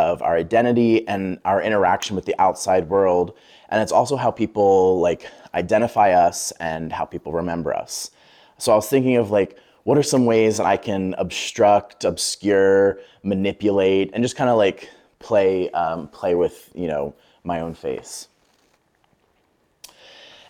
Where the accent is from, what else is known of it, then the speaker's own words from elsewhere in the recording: Lancaster, Pennsylvania, United States; moved away as an adult; now in Brooklyn, United States; I'm originally from Lancaster, Pennsylvania.